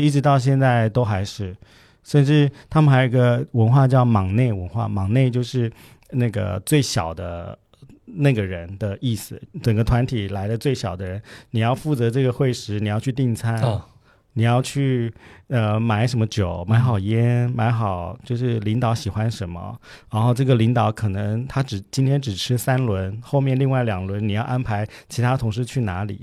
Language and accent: Chinese; Taiwan; 我们在台湾小